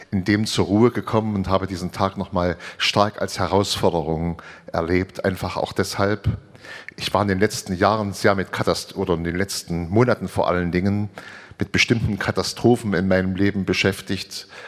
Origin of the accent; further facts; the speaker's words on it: Saarland, Germany; ich komme aus